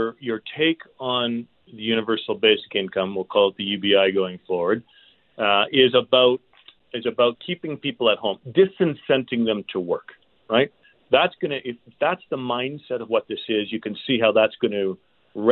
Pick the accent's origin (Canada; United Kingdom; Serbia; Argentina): Canada; As a Canadian